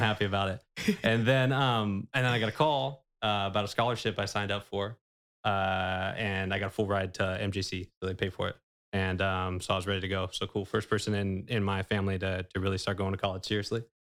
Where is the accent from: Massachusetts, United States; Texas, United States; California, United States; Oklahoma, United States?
California, United States; Manteca; also born or lived in Hayward, California; I was born in Hayward, but came out to Manteca pretty early